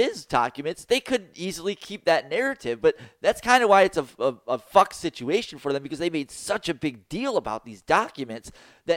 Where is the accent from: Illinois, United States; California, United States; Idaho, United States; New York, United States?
Illinois, United States; Lake County; moved away; I came from Lake County, Illinois, which is the county just above Chicago